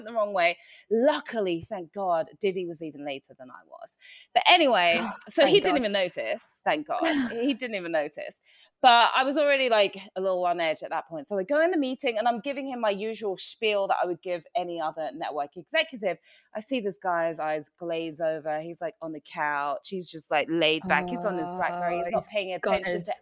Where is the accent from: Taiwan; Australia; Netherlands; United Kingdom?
United Kingdom; Watford, East of England; now in United States; my experience growing up in the UK, I grew up in Watford. You guys know I'm from there